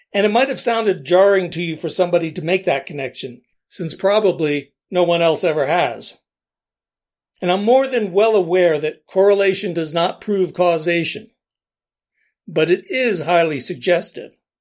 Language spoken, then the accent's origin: English; Allentown, Pennsylvania, United States; I grew up in Allentown, PA, a city of around 100,000 people